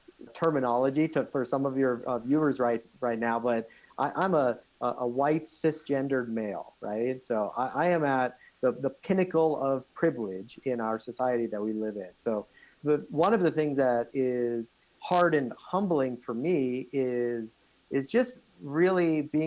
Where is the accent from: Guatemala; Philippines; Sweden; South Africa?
South Africa; born there; Actually, I can't. I was born in South Africa.